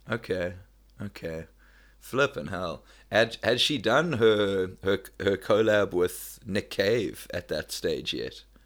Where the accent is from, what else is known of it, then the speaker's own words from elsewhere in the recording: South Africa; moved away; also born or lived in Melbourne, Australia; I'm from South Africa